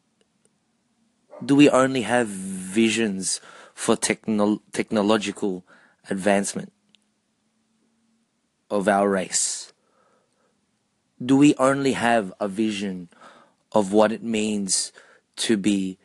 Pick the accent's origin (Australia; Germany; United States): Australia; being Filipino-Australian